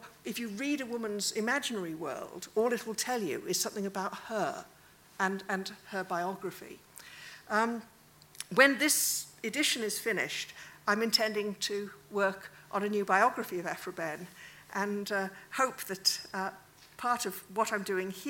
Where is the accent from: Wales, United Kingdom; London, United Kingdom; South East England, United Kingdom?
Wales, United Kingdom; I'm Welsh